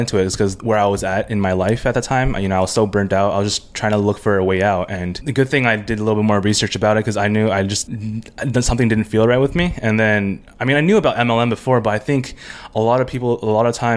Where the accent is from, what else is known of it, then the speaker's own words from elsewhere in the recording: Bay Area, California, United States; moved away as an adult; now in Chiang Mai, Thailand; I'm from California, Bay Area.